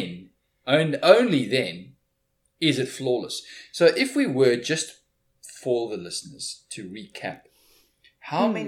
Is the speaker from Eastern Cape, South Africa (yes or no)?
yes; East London, Eastern Cape, South Africa; I was in a place called Port Elizabeth, which is 300 odd kilometers to the west of my hometown, East London.